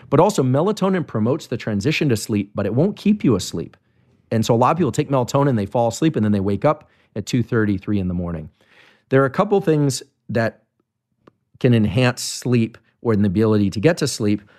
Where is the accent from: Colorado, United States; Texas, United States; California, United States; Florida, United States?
California, United States; Bay Area; I grew up in the Bay Area